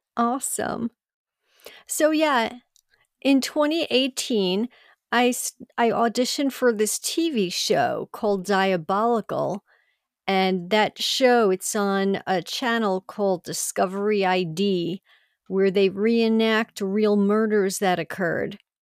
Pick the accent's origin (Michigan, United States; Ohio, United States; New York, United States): New York, United States; Long Island; I grew up on Long Island, New York